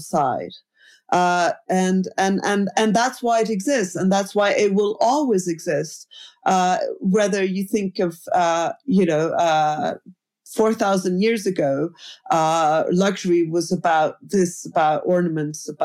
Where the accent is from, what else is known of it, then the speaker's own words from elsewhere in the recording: Paris, Île-de-France, France; I was born in Paris